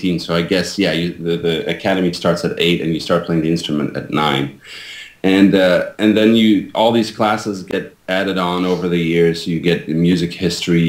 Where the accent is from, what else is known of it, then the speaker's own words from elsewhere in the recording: Belgium; moved away as an adult; now in United States; I was born and raised in Belgium, and I moved to the United States when I was 27 years old.